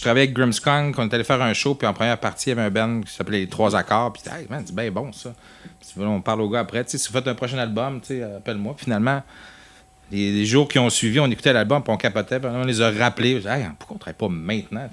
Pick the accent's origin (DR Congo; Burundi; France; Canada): Canada; Saguenay, Quebec; moved away; on vient tous du Saguenay, on va souvent là, c'était chez nous.